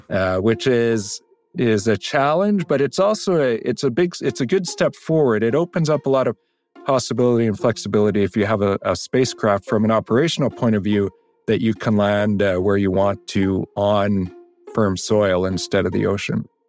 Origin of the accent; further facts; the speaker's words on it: Canada; as a Canadian, that's a point of extreme pride